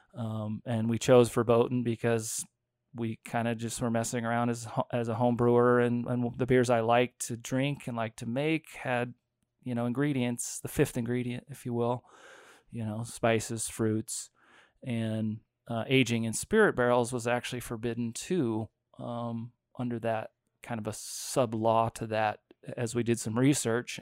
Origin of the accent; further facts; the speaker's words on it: Fort Collins, Colorado, United States; I grew up born and raised in Fort Collins.